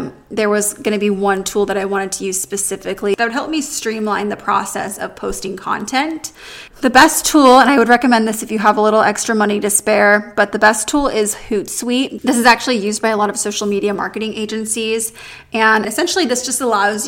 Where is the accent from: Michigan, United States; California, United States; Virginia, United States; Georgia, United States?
California, United States; San Diego; also born or lived in New York City / Los Angeles; I'm from San Diego